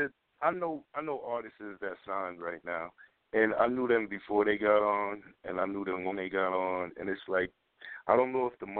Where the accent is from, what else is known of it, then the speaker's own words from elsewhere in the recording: Passaic, New Jersey, United States; where I'm from Passaic.